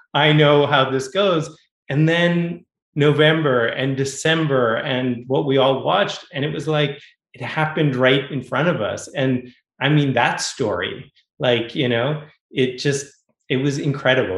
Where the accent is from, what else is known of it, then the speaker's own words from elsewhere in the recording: Boston, Massachusetts, United States; now in Los Angeles, United States; I'm a Boston kid. I grew up in New England. I grew up in Boston.